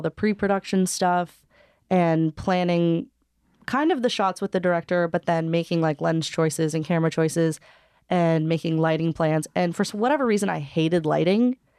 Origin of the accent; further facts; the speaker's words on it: Hawaii, United States; I was born and raised in Hawaii, but both my parents are from L